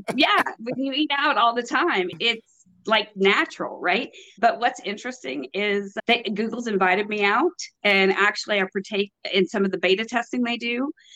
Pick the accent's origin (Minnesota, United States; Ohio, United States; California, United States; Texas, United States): Texas, United States; now in North Carolina, United States; I'm from Texas, born and raised, and now in North Carolina.